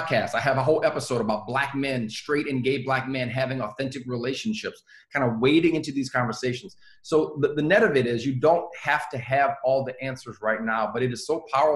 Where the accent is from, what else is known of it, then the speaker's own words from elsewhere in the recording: the South, United States; I grew up in the South.